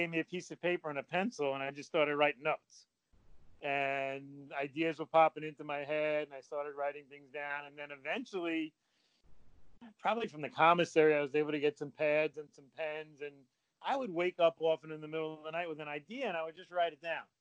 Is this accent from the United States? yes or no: yes; Northeast, United States; I grew up in the Northeast in an affluent community